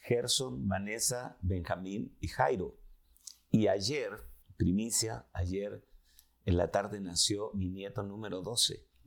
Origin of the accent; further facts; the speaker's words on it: Chile; vengo de Chile, de Sudamérica